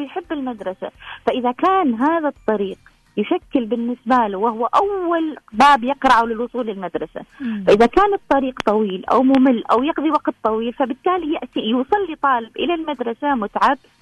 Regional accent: Oman; احنا عندنا في عمان

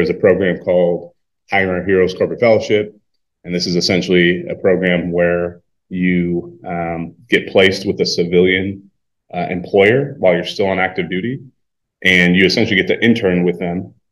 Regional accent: Wisconsin, United States; also born or lived in California; we're both from Wisconsin

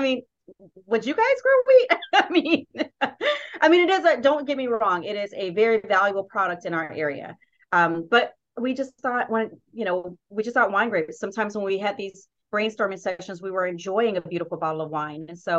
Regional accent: South Carolina, United States; accent: Southern; I'm from South Carolina, which you will probably hear my Southern accent come out at some point.

